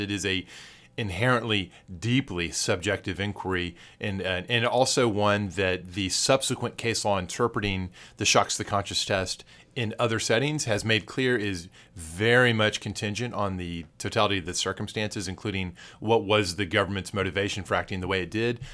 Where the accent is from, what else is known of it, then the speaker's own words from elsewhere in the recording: Texas, United States; as a Texan